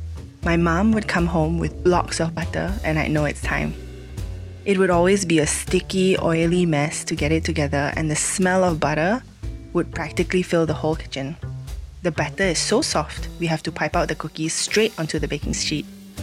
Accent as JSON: {"language": "English", "country": "Malaysia", "said": "I'm from Malaysia."}